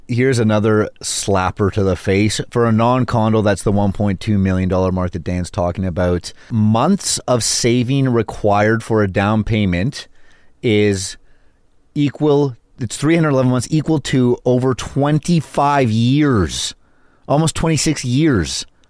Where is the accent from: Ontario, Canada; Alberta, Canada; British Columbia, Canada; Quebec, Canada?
British Columbia, Canada; Vancouver; now in Toronto, Canada; I was born and raised in Vancouver